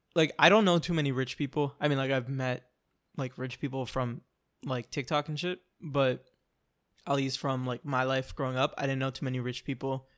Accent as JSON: {"language": "English", "town": "Orlando", "region": "Florida", "country": "United States", "said": "I'm from Orlando, like, I'm from the city, I know a lot of people"}